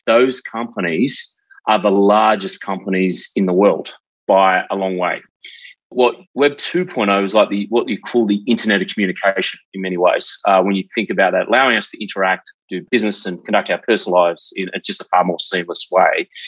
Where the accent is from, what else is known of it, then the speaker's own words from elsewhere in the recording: South Australia, Australia; I grew up in South Australia in a place called Selex Beach